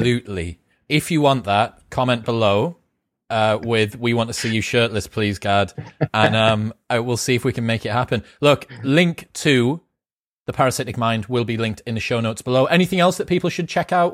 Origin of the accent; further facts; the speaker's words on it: United Kingdom; as a Brit